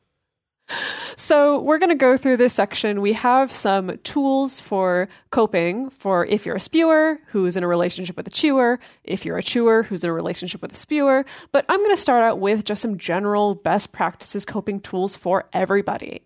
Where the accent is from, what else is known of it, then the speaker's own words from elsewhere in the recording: United States; growing up in American culture